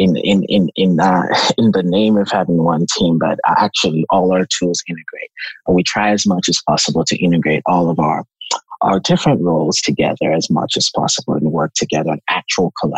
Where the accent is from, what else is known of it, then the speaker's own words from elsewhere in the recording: Lagos, Nigeria; I'm from Nigeria, a city called Lagos, Nigeria